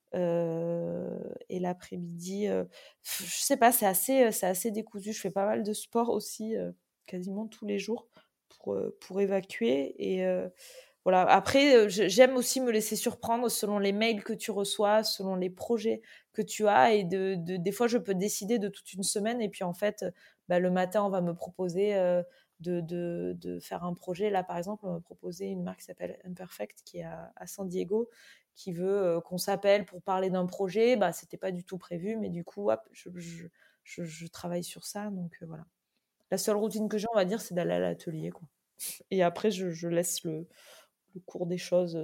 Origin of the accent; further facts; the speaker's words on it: Toulouse, Occitania, France; moved away as an adult; also born or lived in Antibes; now in Biarritz, France; je suis née à Antibes, euh, mais j'ai déménagé quand j'avais 3 ans euh, dans le sud et entre, entre, ouais, entre Antibes et Toulouse. Mais j'ai fait euh, ouais, mon, collège et lycée à côté de, Toulouse